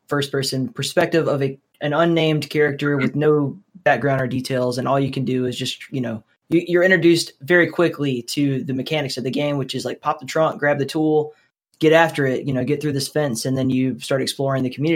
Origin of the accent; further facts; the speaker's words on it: Alabama, United States; I'm from Alabama, so it was like University of Alabama or Auburn was like that forever.